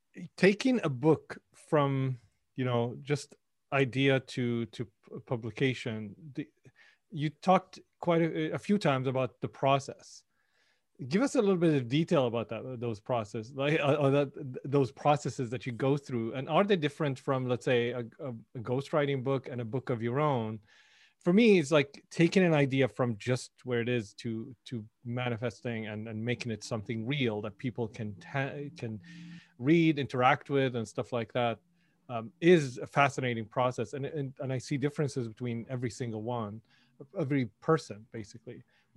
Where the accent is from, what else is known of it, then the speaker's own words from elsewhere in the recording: Syria; I grew up in Syria.